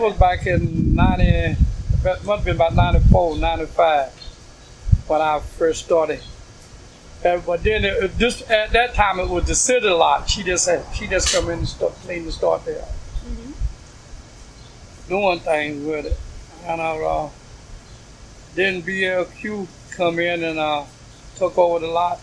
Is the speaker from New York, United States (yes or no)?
no; Woodson, North Carolina, United States; moved away as an adult; now in Brooklyn, United States; I'm from Woodson, North Carolina. I lived on a farm in Woodson, North Carolina